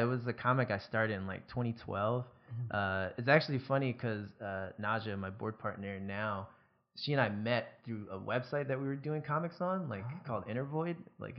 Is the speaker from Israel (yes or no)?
no; New Jersey, United States; Like I'm from Jersey, but I, like at the time I was in Georgia, I lived or moved all across the East Coast or along the East Coast a bunch.